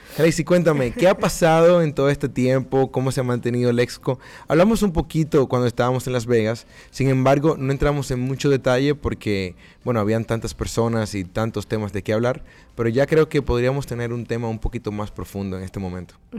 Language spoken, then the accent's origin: Spanish; Dominican Republic; moved away; mi tierra, mi República Dominicana